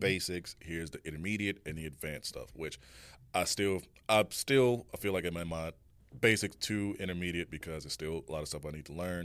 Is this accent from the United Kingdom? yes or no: no; Chicago, Illinois, United States; moved away; also born or lived in Garden City, Kansas; I'm originally from Chicago, you know, born